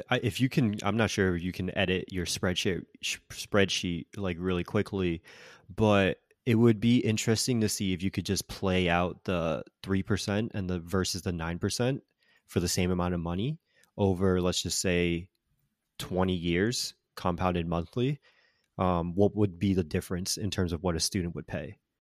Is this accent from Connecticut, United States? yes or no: yes; Connecticut, United States; moved away; also born or lived in Florida; the University of my home state of Connecticut, Yukon